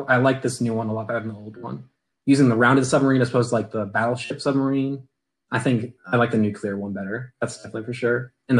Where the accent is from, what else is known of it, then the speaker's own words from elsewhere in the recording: Virginia, United States; I'm from Virginia